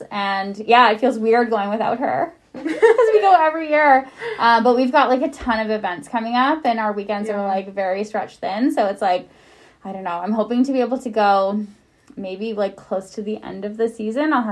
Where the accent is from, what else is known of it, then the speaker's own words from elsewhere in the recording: Prince George, British Columbia, Canada; I am from Prince George. Yeah, born and raised. Yep, all 35 years.